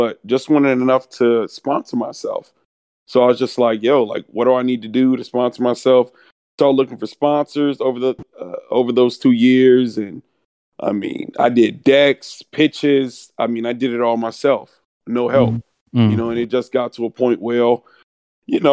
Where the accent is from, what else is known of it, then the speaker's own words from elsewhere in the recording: Atlanta, Georgia, United States; also born or lived in Houston, Texas; I moved to East Atlanta when I was 2 years old